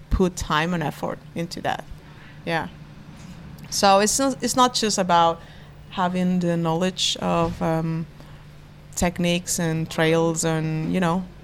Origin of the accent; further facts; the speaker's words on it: Chile; also born or lived in Venezuela; I was born to a Spanish mother and a Venezuelan father, and then I grew up in Chile.